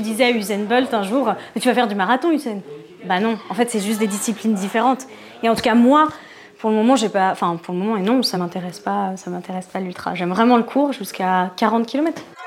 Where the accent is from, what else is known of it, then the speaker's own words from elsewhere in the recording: Paris, Île-de-France, France; moved away as an adult; en tant que parisienne